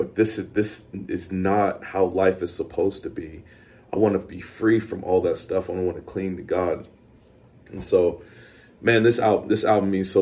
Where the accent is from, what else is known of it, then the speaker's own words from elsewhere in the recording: the South, United States; being a black dude growing up in the South